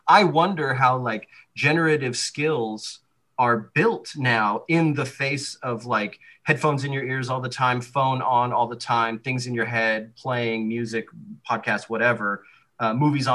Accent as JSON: {"language": "English", "town": "San Angelo", "region": "Texas", "country": "United States", "tie": "born or raised there", "said": "I grew up in West Texas in the mid 90s."}